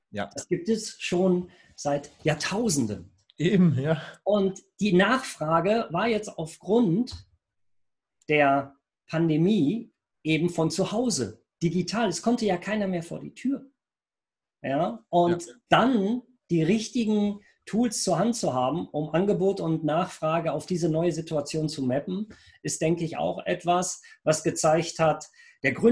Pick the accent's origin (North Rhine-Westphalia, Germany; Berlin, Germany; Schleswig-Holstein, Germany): North Rhine-Westphalia, Germany; Rheinberg; ich komme aus Rheinberg. Wir sind ja praktisch im weitesten Sinne Nachbarn